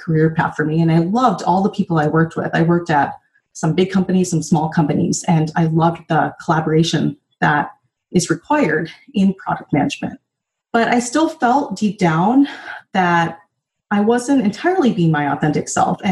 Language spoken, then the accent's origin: English; North Dakota, United States; moved away; also born or lived in San Francisco; growing up in North Dakota